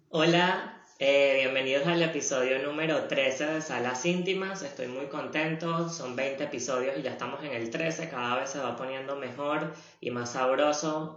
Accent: Venezuela; now in Montevideo, Uruguay; creciendo en Venezuela, a pesar de que nací en Venezuela

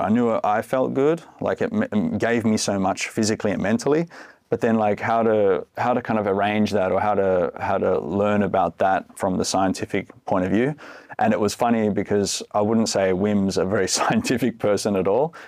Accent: Australia; moved away as an adult; now in Finland; I'm from Australia originally, been living here in Finland for fifteen years

